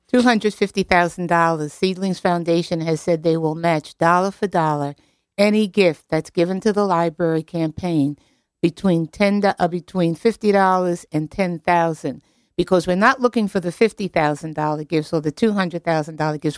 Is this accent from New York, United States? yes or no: yes; New York City, New York, United States; I grew up in Queens, Queens